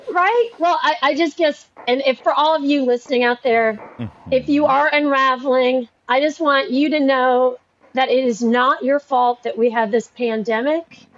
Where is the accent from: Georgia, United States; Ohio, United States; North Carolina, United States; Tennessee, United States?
Tennessee, United States; Nashville; I'm from Nashville. He's beloved in my hometown